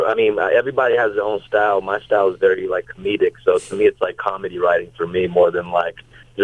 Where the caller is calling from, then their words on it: Los Angeles, California, United States; I'm calling from Los Angeles, California.